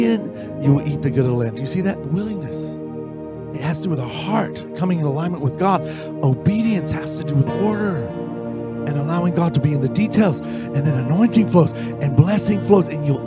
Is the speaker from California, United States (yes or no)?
yes; Orange County, California, United States; I'm from Orange County. We're near